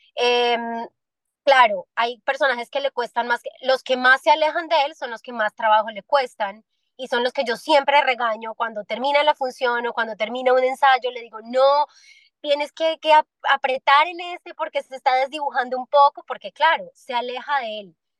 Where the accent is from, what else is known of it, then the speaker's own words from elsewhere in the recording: Medellín, Antioquia, Colombia; now in Miami, United States; en Medellín, en mi tierrita